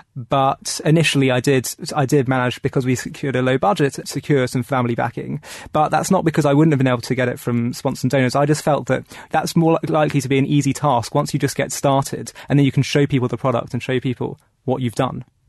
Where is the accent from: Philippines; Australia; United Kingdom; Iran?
United Kingdom; London; I grew up in London